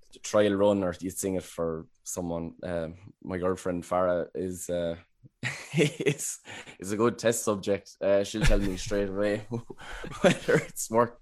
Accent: Wexford, Leinster, Ireland; I'm from Wexford.

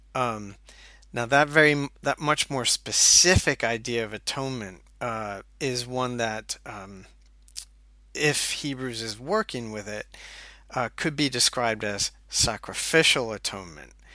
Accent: United States; moved away as an adult; also born or lived in Scotland / Durham, North Carolina; now in St Andrews, United Kingdom; you can tell from my accent, um, that I am originally from the U S

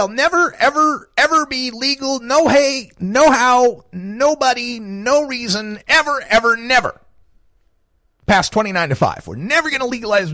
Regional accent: Idaho, United States; moved away; my home state of Idaho, where I was born some 49 years ago in a few weeks

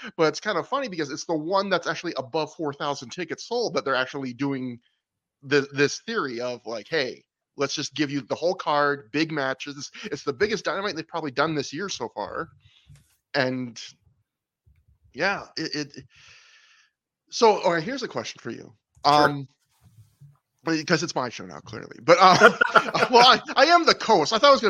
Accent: Canada; Brett, I'm Canadian.

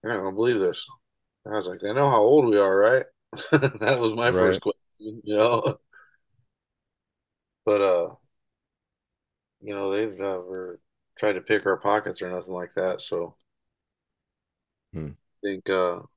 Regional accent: North Webster, Indiana, United States; also born or lived in La Porte, Indiana; I'm from North Webster. It's in between Fort Wayne and here

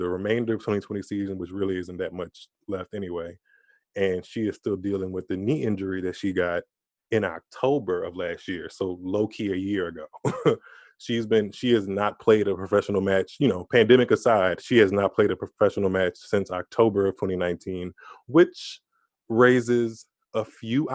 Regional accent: Louisiana, United States; I'm from Louisiana

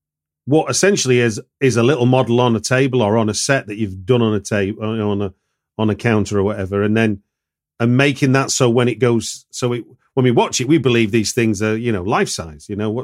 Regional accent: Hackney, London, United Kingdom; I'm going to see it when it hits my hometown of Hackney Picture House.

